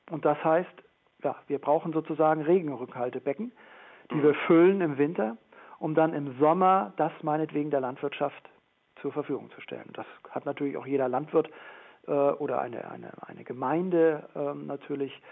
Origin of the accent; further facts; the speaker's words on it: Hesse, Germany; ich komme ja aus der Rheinbaugegend, gegend äh, am Rhein, Mainz und Wiesbaden.